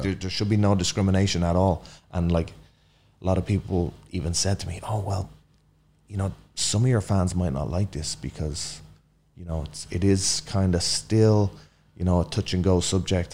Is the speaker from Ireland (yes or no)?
yes; Ireland; moved away as an adult; now in United States; grown up in Ireland, like super cold, wet climate